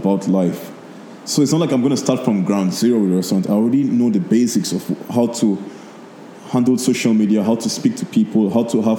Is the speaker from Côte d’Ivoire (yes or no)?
no; Nigeria; now in Lebanon; So when I grew up in Nigeria, I was always around Lebanese people. So when I moved to Lebanon, it wasn't like... new to me, you know.